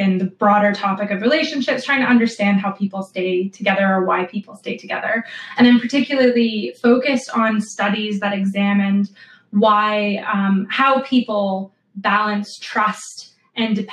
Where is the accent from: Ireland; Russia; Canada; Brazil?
Canada; moved away as an adult; also born or lived in Buffalo, New York, United States; now in England, United Kingdom; I'm originally from Canada